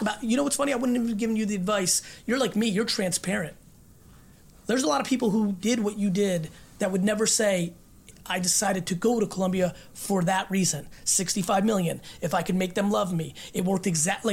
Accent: Russia; moved away; I was born in Russia and lived in a studio apartment with this many family members. This is like how I grew up

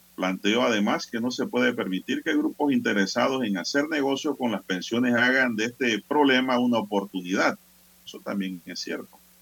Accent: San Miguelito, Panama; yo soy de San Miguelito

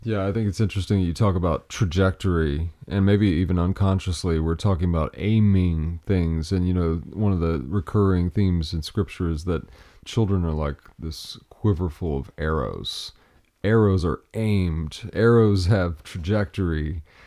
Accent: Appalachia, United States; I'm a lumberjack from Appalachia.

